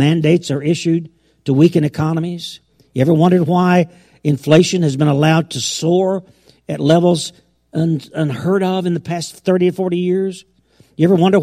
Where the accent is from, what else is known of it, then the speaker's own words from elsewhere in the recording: United States; I was raised in America